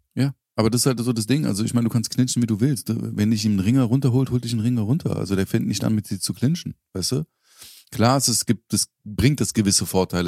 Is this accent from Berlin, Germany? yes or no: yes; Berlin, Germany; also born or lived in Charlottenburg, Berlin; da, wo ich aufgewachsen bin. Bis ich ins feine Charlottenburg gezogen bin, äh, in Schöneberg